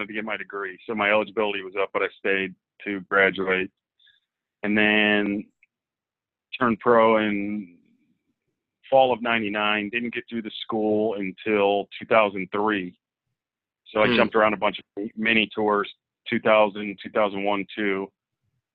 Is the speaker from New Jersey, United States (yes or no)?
no; Akron, Ohio, United States; I grew up in Akron, Ohio, a suburb of Akron, Ohio, and played all sports growing up